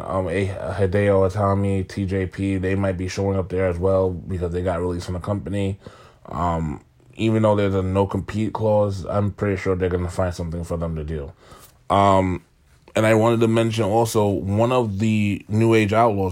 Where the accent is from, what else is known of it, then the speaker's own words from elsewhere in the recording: New York City, New York, United States; I'm from Staten Island